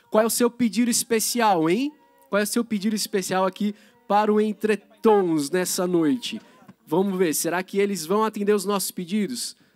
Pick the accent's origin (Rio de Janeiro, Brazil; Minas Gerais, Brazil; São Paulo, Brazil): São Paulo, Brazil; Aparecida; pertinho da minha cidade, eu sou de Aparecida do Norte